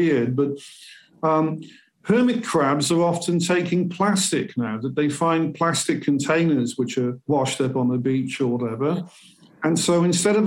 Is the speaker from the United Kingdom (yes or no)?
yes; Cardiff, Wales, United Kingdom; moved away; I come originally from Wales, as I said, mm-hmm. and in the near Cardiff City, yeah, which is the capital of Wales